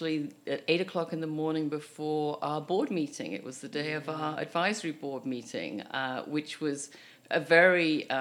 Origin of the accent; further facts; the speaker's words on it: United Kingdom; now in Canada; as a Brit